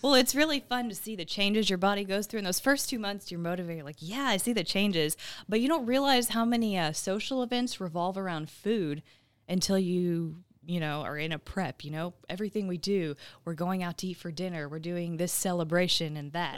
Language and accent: English; Midlothian, Texas, United States; moved away as an adult; also born or lived in Arizona / Missouri / El Paso, Texas; now in Southeast Texas, United States; I'm originally from the Dallas area. I grew up in Midlothian, Texas.